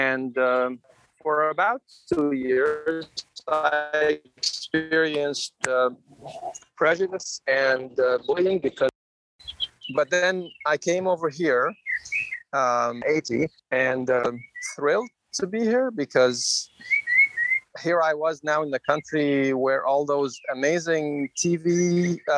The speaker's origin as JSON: {"language": "English", "town": "Kuwait City", "country": "Kuwait", "tie": "born or raised there", "said": "I grew up in Kuwait, which is a desert. The uh, only city at the time in Kuwait was Kuwait City"}